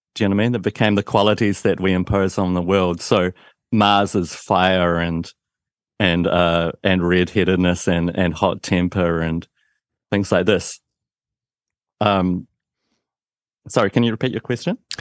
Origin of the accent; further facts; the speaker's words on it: Christchurch, Canterbury, New Zealand; You might be able to tell from my accent that I'm from New Zealand, a town called Christchurch